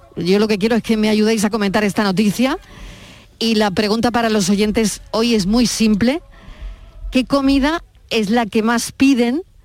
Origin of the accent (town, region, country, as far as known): Málaga, Andalusia, Spain; born or raised there; moved away